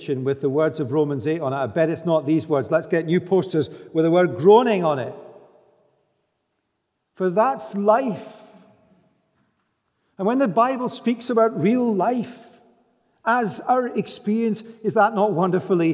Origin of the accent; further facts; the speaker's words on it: Scotland, United Kingdom; we're Scottish.